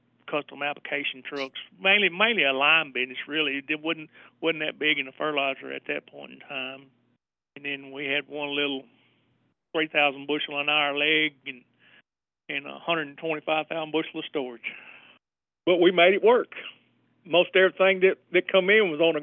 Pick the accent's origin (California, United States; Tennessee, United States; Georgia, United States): Tennessee, United States; Northwest; I'm born and raised in Northwest Tennessee